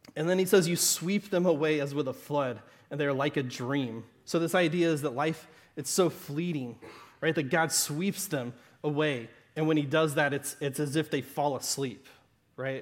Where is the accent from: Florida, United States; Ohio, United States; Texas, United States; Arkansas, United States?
Arkansas, United States; Southern; accent: Southern Arkansas; my Southern Arkansas accent